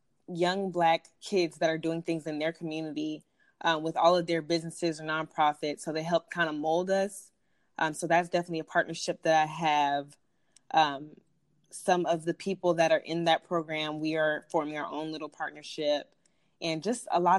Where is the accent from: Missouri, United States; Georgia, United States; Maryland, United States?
Georgia, United States; Riverdale; I grew up in Riverdale, Georgia, which is a lower income community